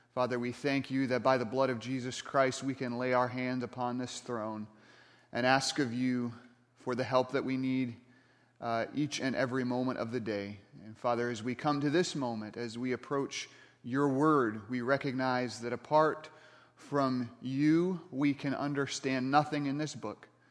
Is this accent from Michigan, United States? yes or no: yes; Michigan, United States; I grew up in Michigan, not too far from Lake Michigan